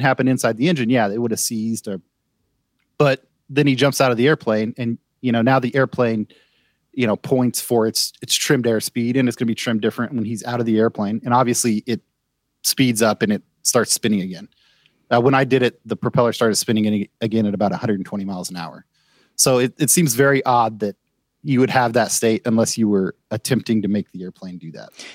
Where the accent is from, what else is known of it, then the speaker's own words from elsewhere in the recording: United States; as an American